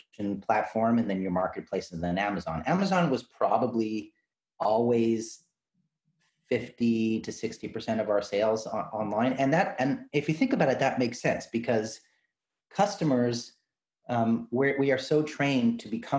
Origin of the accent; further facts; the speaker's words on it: Canada; as a Canadian